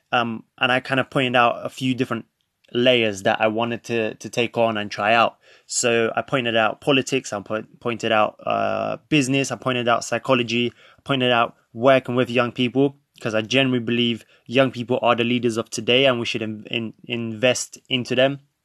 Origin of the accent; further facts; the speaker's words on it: London, United Kingdom; also born or lived in Krakow, Poland; grew up, since the age of five, I grew up in London, more specifically North London.